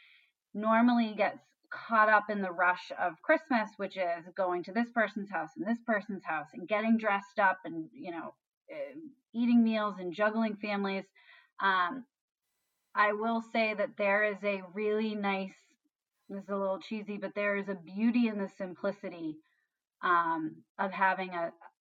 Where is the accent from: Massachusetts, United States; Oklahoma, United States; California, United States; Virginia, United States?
Massachusetts, United States; Canton; I grew up in Canton